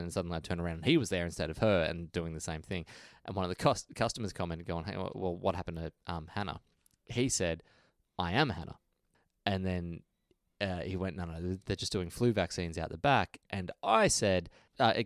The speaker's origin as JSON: {"language": "English", "country": "Australia", "said": "we're from Australia"}